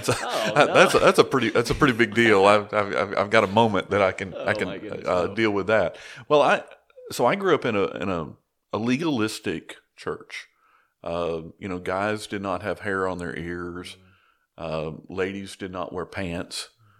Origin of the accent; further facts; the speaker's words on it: Chattanooga, Tennessee, United States; So I grew up in Northwest Georgia, Chattanooga, Tennessee area.